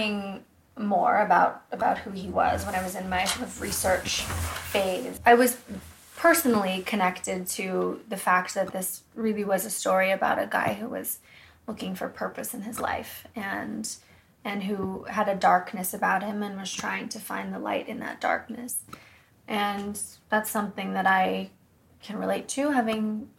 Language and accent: English; Woodside, California, United States; I'm from a town called Woodside, which is not far from there.